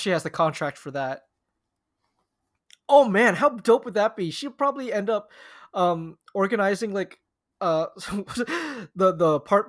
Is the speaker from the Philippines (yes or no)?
yes; Philippines; As you know, I'm the Filipino bull in merino wool.